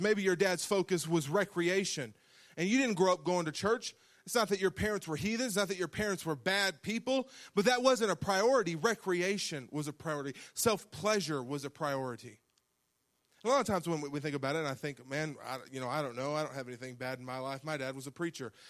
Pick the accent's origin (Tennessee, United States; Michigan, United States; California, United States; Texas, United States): Texas, United States; West